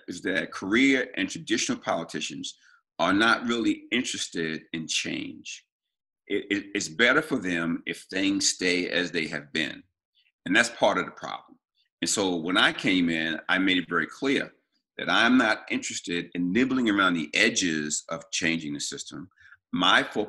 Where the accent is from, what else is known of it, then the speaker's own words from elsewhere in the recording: Baltimore, Maryland, United States; also born or lived in New England; I was born and raised in Baltimore